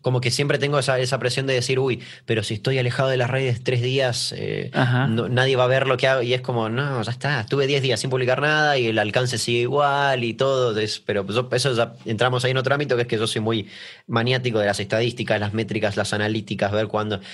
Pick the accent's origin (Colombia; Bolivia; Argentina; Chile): Argentina; acá que en Argentina